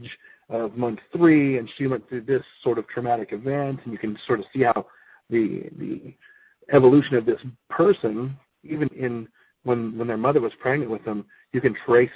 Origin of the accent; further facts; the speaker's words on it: United States; I am an American-born guy